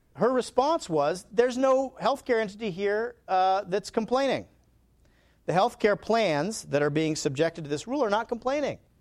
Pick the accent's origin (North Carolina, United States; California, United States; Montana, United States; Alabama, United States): Alabama, United States; I'm from Alabama